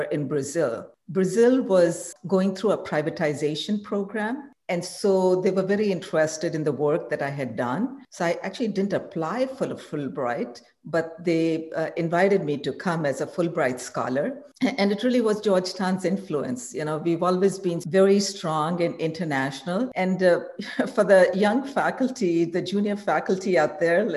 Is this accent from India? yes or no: yes; India; moved away as an adult; I grew up in India